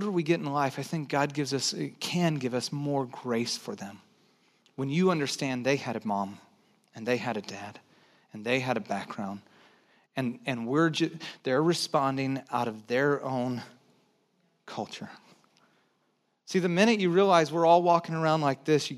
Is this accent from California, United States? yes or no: yes; Santa Cruz, California, United States; also born or lived in Texas; I was born in Texas, but I grew up in Santa Cruz. One of the things that I brought over from Texas, so I moved when I was 9